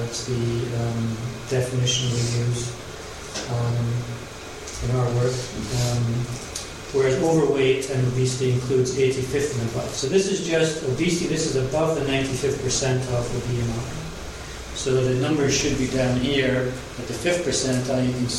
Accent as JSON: {"language": "English", "town": "Glasgow", "region": "Scotland", "country": "United Kingdom", "moved": "yes", "lives_now": "Los Angeles, United States", "said": "I'm from Glasgow originally, and it was really terrible. I lost my accent a long time ago. Very sad. Try and bring it back on. But I've been living in the U.S. for 20 years, Los Angeles for 12 years."}